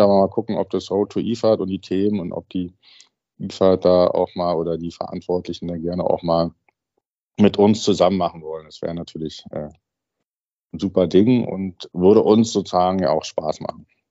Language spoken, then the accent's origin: German; Berlin, Germany; weil ich aus Berlin bin